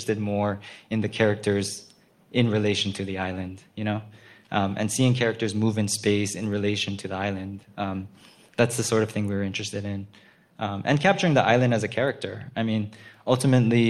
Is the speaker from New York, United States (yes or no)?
no; Honolulu, Hawaii, United States; I'm from Honolulu